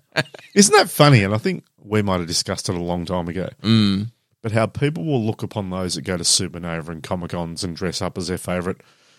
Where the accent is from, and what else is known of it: Australia